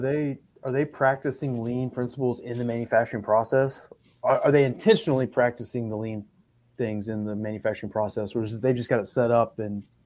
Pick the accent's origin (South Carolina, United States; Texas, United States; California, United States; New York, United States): Texas, United States; Midland; I'm from Midland